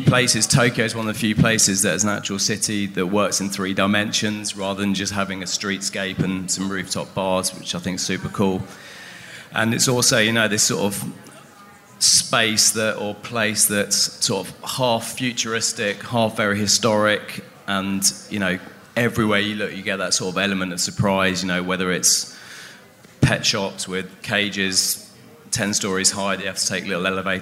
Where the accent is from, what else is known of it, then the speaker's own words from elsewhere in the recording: London, United Kingdom; I'm from London